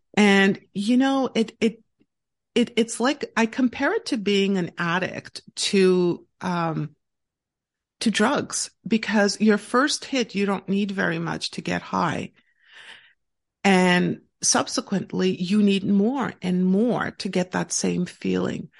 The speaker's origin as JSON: {"language": "English", "town": "Montreal", "region": "Quebec", "country": "Canada", "tie": "born or raised there", "said": "I actually live and born and raised in Montreal, Quebec, in Canada"}